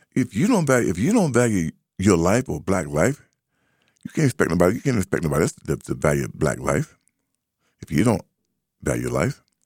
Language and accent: English; United States; I grew up up on Highland Street.